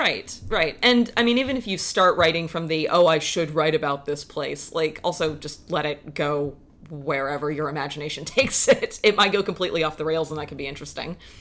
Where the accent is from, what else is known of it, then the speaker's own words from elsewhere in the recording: South Carolina, United States; moved away as an adult; now in Seattle, United States; I grew up in South Carolina